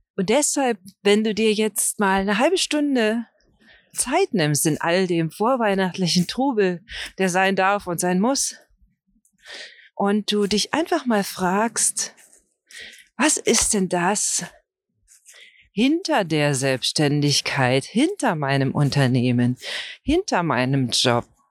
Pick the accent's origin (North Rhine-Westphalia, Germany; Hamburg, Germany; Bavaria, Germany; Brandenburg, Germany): Brandenburg, Germany; für mich als Brandenburger